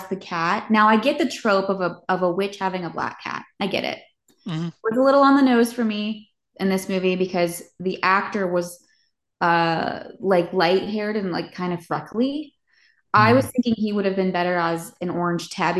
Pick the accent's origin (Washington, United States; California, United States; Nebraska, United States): California, United States; Ventura; now in East Coast, United States; I'm from Ventura, California